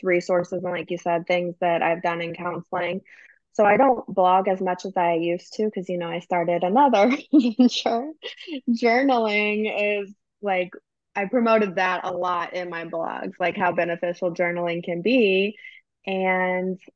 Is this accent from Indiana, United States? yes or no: no; St. Louis, Missouri, United States; also born or lived in Southern Illinois; We're originally from St. Louis, so we have a place in St. Louis and then a place in Southern Illinois